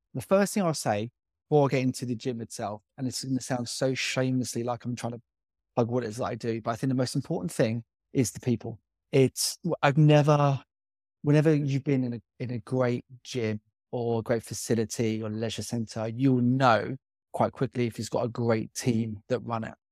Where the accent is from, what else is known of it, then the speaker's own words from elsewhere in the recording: Byfleet, South East England, United Kingdom; I grew up in Byfleet.